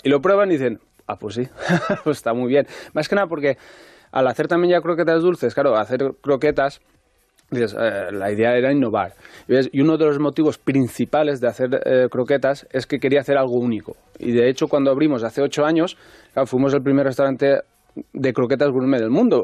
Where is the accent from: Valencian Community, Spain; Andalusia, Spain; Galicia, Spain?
Valencian Community, Spain; Albaida; moved away as an adult; also born or lived in Ontinyent / Dénia; now in Madrid, Spain; soy de un pueblo que se llama Albaida